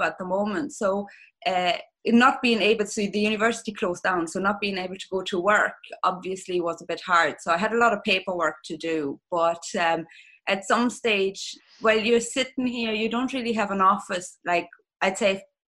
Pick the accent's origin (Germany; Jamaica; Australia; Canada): Germany; accent: German; English is a second language; moved away as an adult; now in Ireland; You're going to probably hear with my accent that I'm originally German